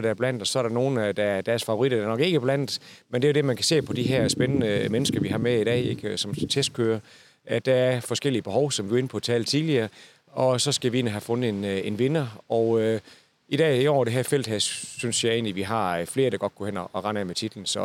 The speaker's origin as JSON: {"language": "Danish", "region": "Zealand", "country": "Denmark", "said": "selvom jeg er fra Sjælland."}